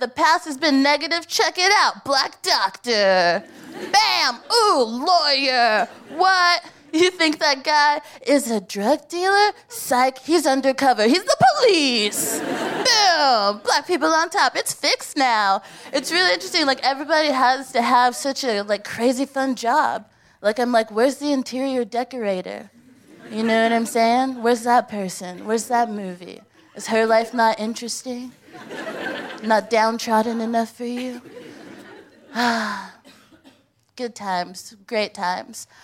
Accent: United States; now in United Kingdom

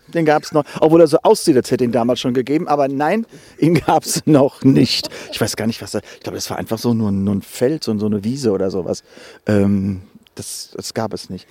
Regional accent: Germany; moved away as an adult; die 19 Jahre dort aufgewachsen

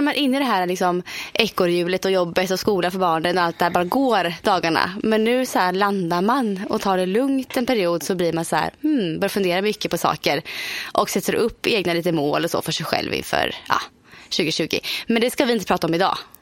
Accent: Motala, Östergötland, Sweden; moved away; hemma i Motala med svärfar, svärmor, mina föräldrar

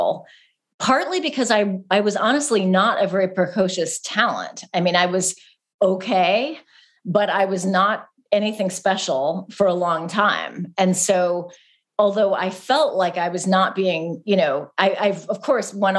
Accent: California, United States; Growing up in California

